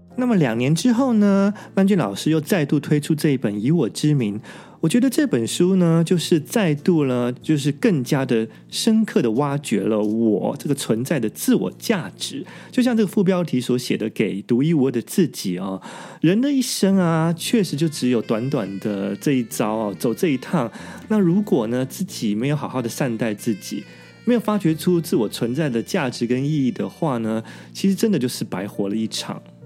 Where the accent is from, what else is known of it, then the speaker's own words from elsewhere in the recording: Taiwan; now in Japan; 我们台湾人